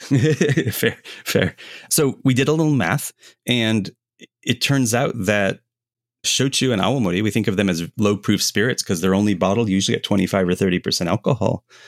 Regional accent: United States; as an American

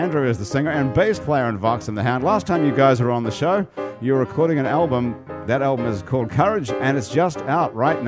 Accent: New Zealand; moved away; I'm from New Zealand

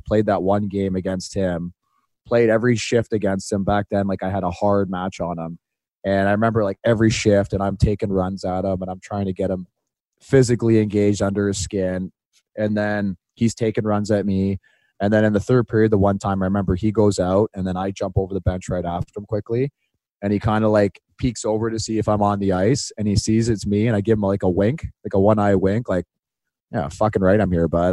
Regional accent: Boston, Massachusetts, United States; accent: Boston; It's my Boston accent right there.

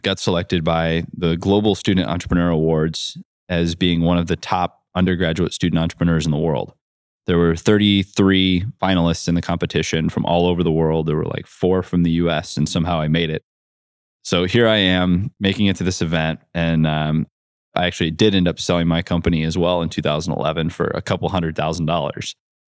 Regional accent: Ohio, United States; I grew up in North Central Ohio in a farm town with about 7,000 people.

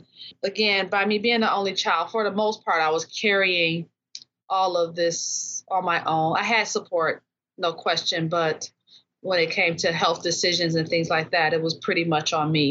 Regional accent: Detroit, Michigan, United States; now in South Range, United States; originally from Detroit, born and raised in Detroit, Michigan, and now living in the Upper Peninsula, Houghton, Michigan

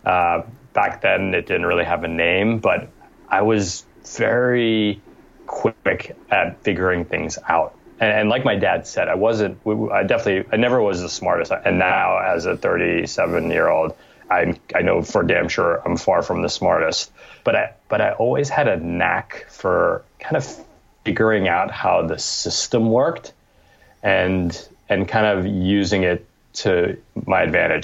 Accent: New York, United States; I was born in New York in 1979, and my parents had immigrated from Cambodia via France

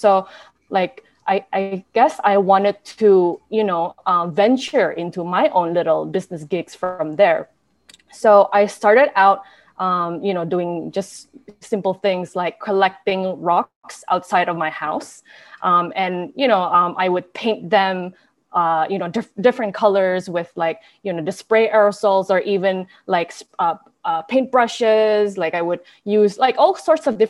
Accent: Brunei; also born or lived in United States; I was born and raised in Brunei.

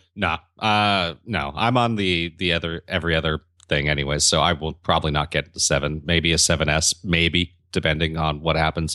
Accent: Santa Monica, California, United States; here in my hometown of Santa Monica

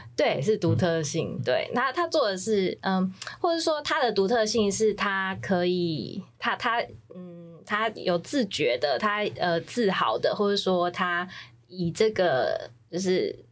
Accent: Taiwan; 我们台湾人

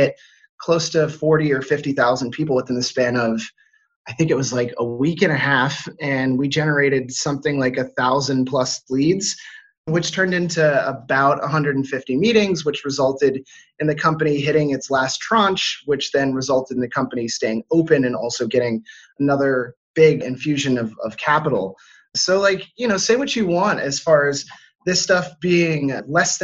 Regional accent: Washington, District of Columbia, United States; moved away as an adult; also born or lived in Europe; I'm originally from Washington, D.C. or just outside of it.

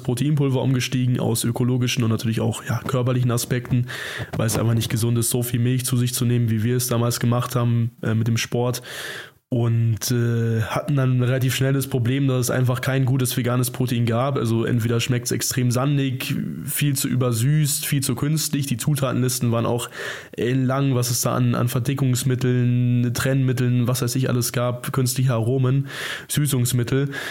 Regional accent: Zorneding, Bavaria, Germany; Wir kommen aus Zorning, das ist ungefähr 20 Kilometer südöstlich von München

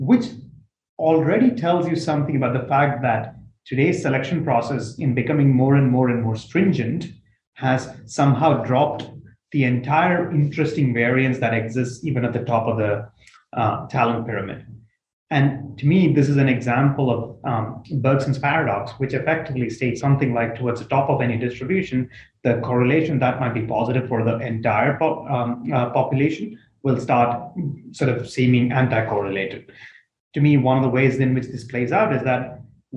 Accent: India; moved away; I come from India, where at the end of your high school, it's basically about as rat racy as it gets

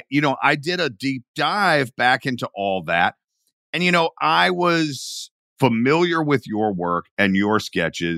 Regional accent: Atlanta, Georgia, United States; I grew up in Atlanta

